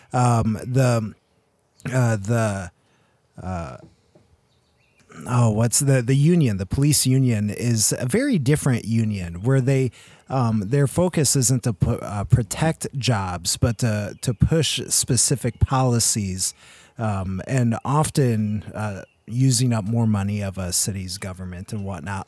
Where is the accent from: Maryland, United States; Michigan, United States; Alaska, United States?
Michigan, United States; born or raised there; moved away as an adult